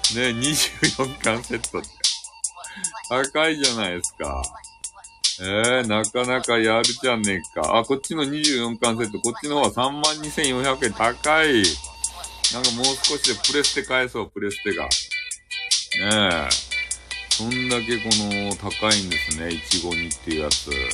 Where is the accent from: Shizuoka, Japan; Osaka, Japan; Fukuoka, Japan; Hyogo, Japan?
Fukuoka, Japan; 博多の人間